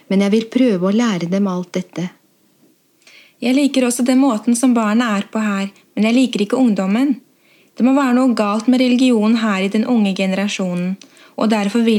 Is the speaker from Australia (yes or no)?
no; Pakistan; now in Norway; Hjemme i Pakistan er vi mer opptatt av hvordan barna skal vokse opp og bli gode borgere.